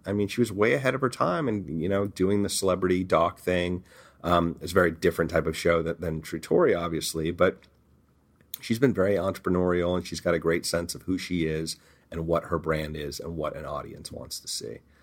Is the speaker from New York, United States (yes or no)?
no; Beverly Hills, California, United States; growing up in Beverly Hills. and going to Beverly Hills High School